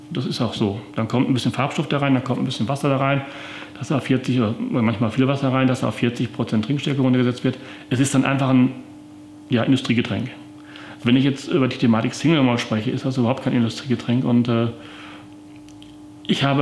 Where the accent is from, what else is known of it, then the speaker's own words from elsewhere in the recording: Paderborn, North Rhine-Westphalia, Germany; also born or lived in Bad Driburg; Bei mir ist es so, ich bin geboren in Bad Rieburg, was ich immer verschweige, äh, weil ich eigentlich Paderborner bin. Das heißt, ich bin hier aufgewachsen